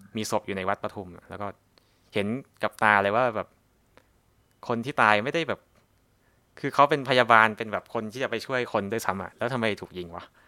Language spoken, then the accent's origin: Thai; Southern Thailand, Thailand; ในฐานะที่เป็นคนใต้